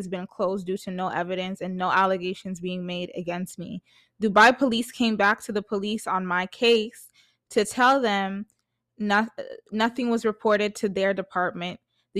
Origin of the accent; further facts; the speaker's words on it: Jamaica; me being a Jamaican, like, you know what I mean? Like, I just relate to her content a lot.